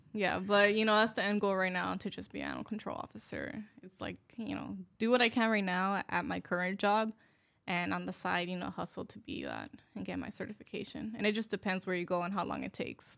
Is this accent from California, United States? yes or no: yes; Los Angeles, California, United States; I was born and raised in Lincoln Heights